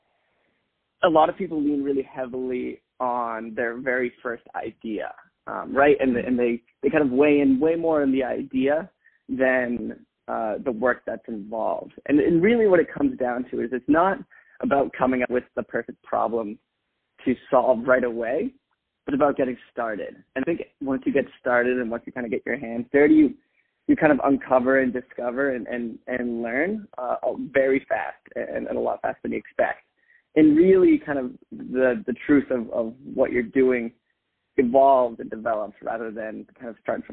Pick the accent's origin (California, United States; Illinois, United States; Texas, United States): California, United States; Bay Area; also born or lived in Boston; I grew up in the Bay Area, so went to school locally